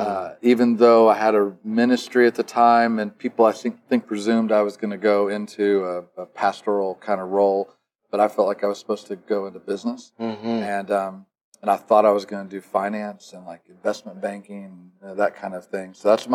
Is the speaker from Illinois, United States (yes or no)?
yes; Illinois, United States; Well, the quick version of it is I grew up in Illinois.